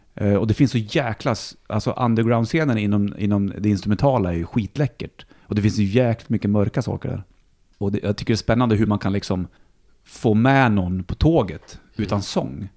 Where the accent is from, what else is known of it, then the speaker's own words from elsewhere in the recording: Bollnäs, Gävleborg County, Sweden; now in Stockholm, Sweden; för min uppväxt hemma i Bollnäs var mycket skog